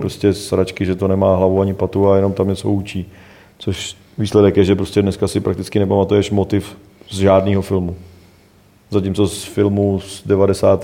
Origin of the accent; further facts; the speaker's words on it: Rychnov u Jablonce nad Nisou, Liberec Region, Czechia; Já jsem z Reichena že jo, prostě, který se jmenuje Richnov, jako hmm. prostě vedle Liberk, tam je moje babička